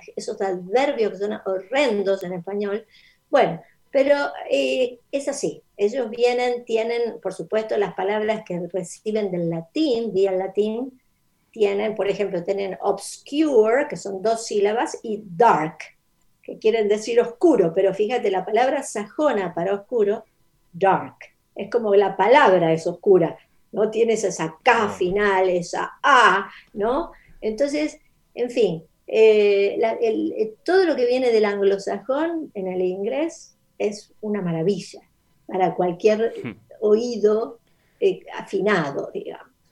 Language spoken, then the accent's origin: Spanish; Mendoza, Argentina; first language Spanish; moved away as an adult; also born or lived in Rosario / United States; Pero viví en Mendoza, eso es la, la respuesta es que mi infancia es en Mendoza.